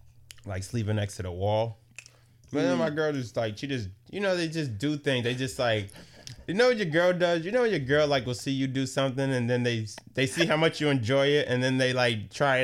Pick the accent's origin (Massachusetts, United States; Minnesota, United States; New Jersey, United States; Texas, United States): Massachusetts, United States; Boston; I'm from Roxbury.